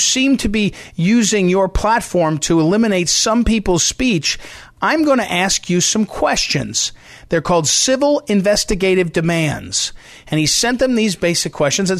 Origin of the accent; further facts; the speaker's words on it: Missouri, United States; My home state of Missouri